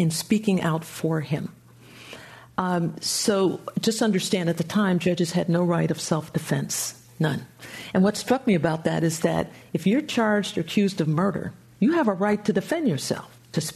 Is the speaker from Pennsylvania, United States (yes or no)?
yes; just outside of Philadelphia, Pennsylvania, United States; moved away as an adult; I grew up just outside of Philadelphia